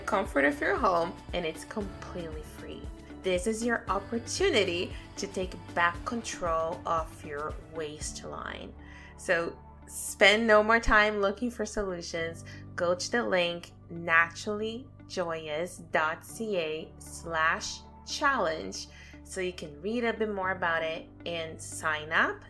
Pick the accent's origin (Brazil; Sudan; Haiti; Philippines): Brazil; moved away as an adult; now in Canada; had a pretty good childhood growing up back home in Brazil